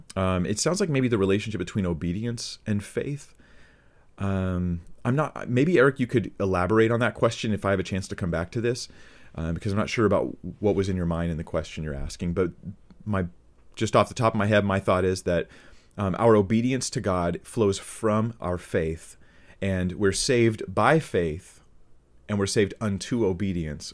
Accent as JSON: {"language": "English", "country": "United States", "said": "as an American"}